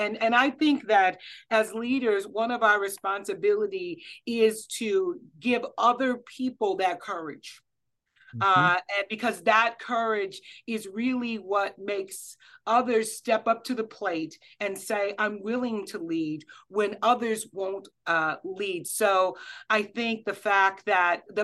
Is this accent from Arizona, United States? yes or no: no; Kansas City, Missouri, United States; I grew up in Kansas City, Missouri